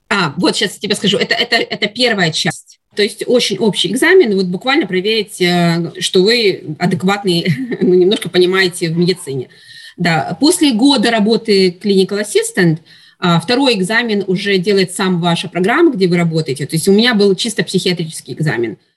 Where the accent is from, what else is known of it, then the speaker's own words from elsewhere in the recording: Russia; moved away as an adult; now in Canada; я из России, там я закончила мединститут и работала